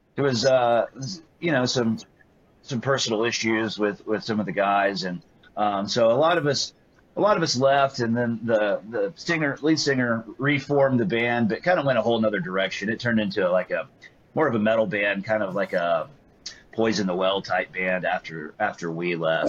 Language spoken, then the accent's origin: English; Greenville, Texas, United States; growing up in Greenville, Texas